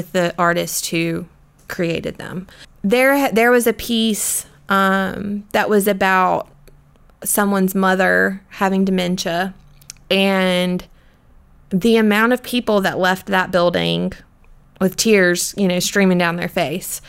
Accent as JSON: {"language": "English", "town": "Florence", "region": "South Carolina", "country": "United States", "tie": "born or raised there", "said": "I am from Florence. So I grew up about 30 minutes away"}